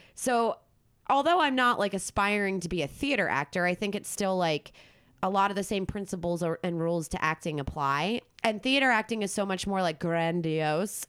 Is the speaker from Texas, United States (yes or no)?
no; Philadelphia, Pennsylvania, United States; I'm from Philly